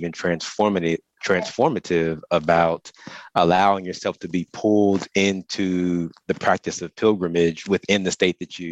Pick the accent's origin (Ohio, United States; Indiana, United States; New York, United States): Ohio, United States; also born or lived in Atlanta / Boston; now in North Carolina, United States; I'm originally an Ohio native